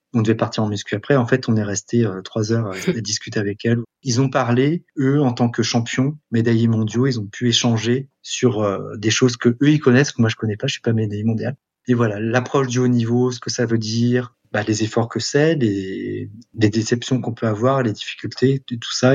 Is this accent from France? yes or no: yes; France; also born or lived in Montgeron / Shanghai / Metz; je suis français